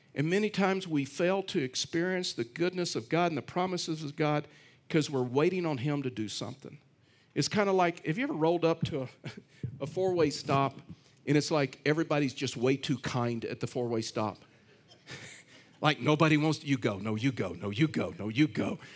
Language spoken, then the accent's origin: English; Texas, United States; I'm from Texas